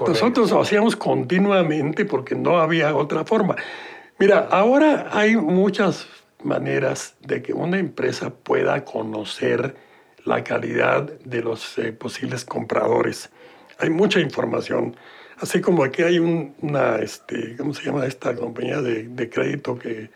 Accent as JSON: {"language": "Spanish", "region": "Mexico City", "country": "Mexico", "tie": "born or raised there", "said": "Eh, nací en la Ciudad de México"}